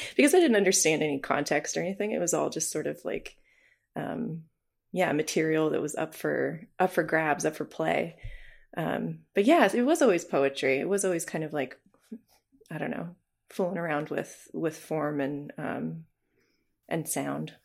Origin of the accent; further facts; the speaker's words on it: New Hampshire, United States; moved away as an adult; also born or lived in Nebraska; now in Moscow, Idaho, United States; when I was growing up in New Hampshire